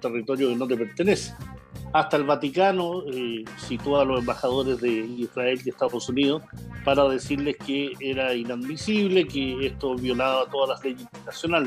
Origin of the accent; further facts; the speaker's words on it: Chile; como chilenos